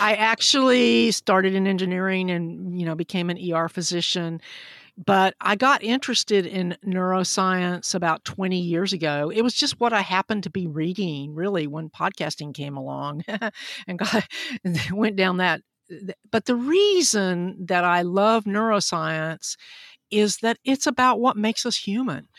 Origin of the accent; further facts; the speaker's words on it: Huntsville, Alabama, United States; I grew up in Huntsville, Alabama, which was very important in the Apollo program